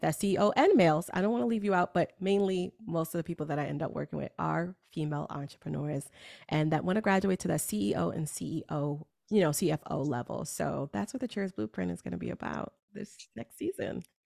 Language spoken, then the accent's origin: English; New York, United States; I am a New Yorker